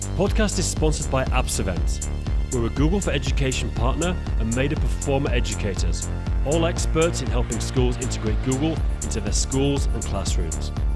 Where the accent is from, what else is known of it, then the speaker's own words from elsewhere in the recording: Haworth, Yorkshire and the Humber, United Kingdom; moved away; where I'm from is the, the Bronte